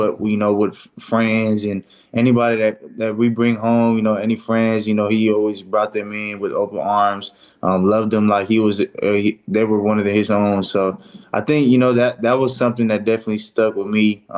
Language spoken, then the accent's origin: English; Fresno, California, United States; my hometown, the Fresno area